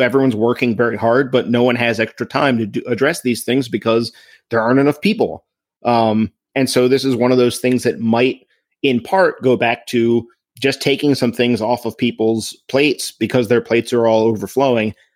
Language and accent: English; Crofton, United States; my hometown, Crofton